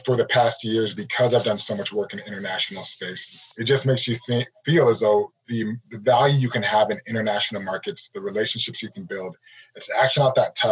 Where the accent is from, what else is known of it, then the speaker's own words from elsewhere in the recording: Arvada, Colorado, United States; moved away as an adult; also born or lived in Oregon; I grew up in Arvada, Colorado